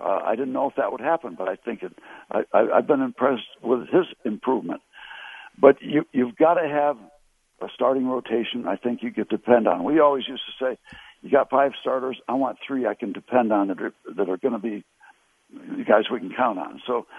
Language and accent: English; Connecticut, United States; We had to beg the Pirates to sign me when I came out from Connecticut to try out in 1960.